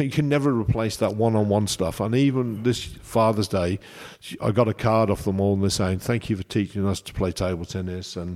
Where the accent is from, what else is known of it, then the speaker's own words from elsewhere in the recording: Coventry, West Midlands, United Kingdom; I'm from Coventry.